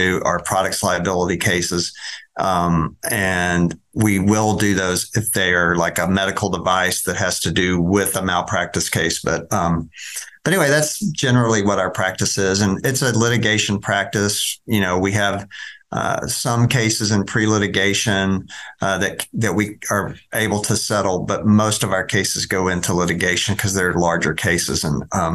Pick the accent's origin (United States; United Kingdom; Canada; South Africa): United States; Dallas, Texas; I'm a native Dallas site. I grew up over in East Dallas and went to Bryan Adams High School over by White Rock Lake